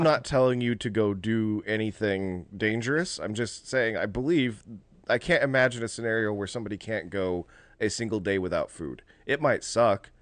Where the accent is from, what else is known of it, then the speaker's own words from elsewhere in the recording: United States; as Americans